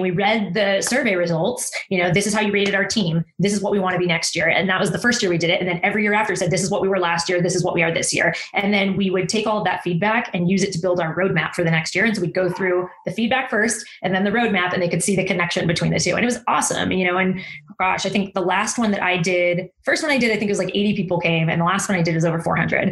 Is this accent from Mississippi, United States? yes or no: no; Texas, United States; also born or lived in Austin, Texas; I'm a Texan